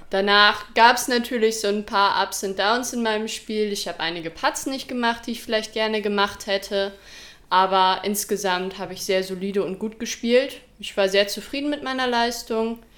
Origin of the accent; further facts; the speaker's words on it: Münster, North Rhine-Westphalia, Germany; aber ich komme aus Münster, spiele jetzt seit so zwei Jahren ungefähr Disc Golf